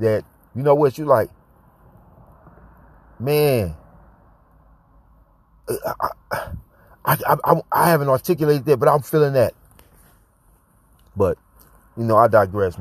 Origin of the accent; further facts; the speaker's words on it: St. Louis, Missouri, United States; moved away; also born or lived in Atlanta; I came up in St. Louis